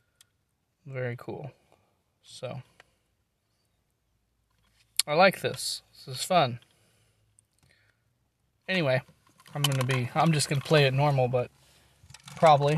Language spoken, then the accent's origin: English; Nevada, Missouri, United States; my hometown, local, or at least in my home county